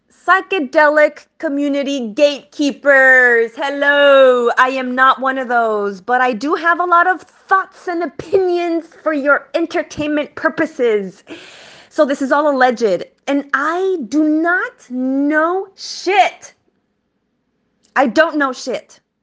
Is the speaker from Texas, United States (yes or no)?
yes; El Paso, Texas, United States; moved away as an adult; now in California, United States; I am from El Pa-, El Paso, Texas, Chuco Town, nine one five vibes